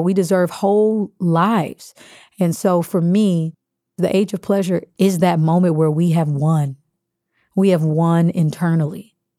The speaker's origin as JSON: {"language": "English", "region": "Kansas", "country": "United States", "tie": "born or raised there", "said": "being Baptist, growing up in Kansas"}